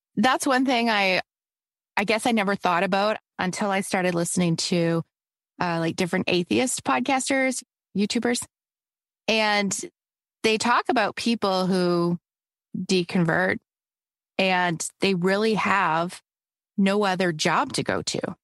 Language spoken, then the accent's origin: English; Canada; also born or lived in Toronto; I'm Canadian